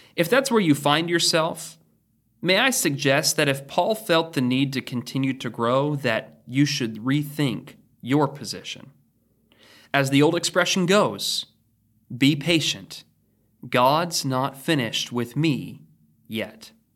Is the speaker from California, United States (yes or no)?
no; Oregon, United States; now in Danville, United States; In Oregon, we didn't even return to school until after Labor Day